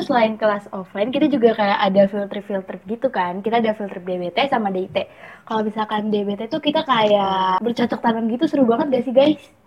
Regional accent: Jakarta, Indonesia; Aku asalnya dari tetangganya Diva nih, aku dari Jakarta

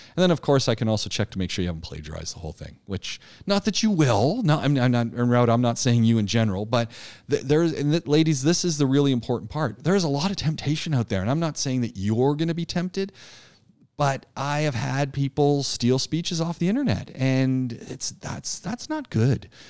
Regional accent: Ajax, Ontario, Canada; moved away as an adult; also born or lived in Ottawa / Montreal; I grew up outside of Toronto in a town called Ajax

